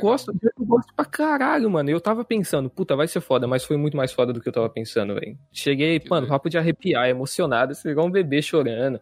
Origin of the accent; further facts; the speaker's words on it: Campo Grande, Mato Grosso do Sul, Brazil; moved away as an adult; now in Canada; eu sou de Campo Grande